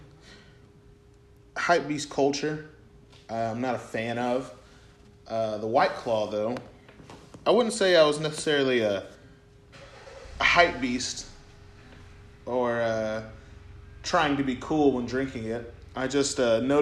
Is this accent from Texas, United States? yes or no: yes; Sherman, Texas, United States; we're from Sherman, and there's this rivalry, high school rivalry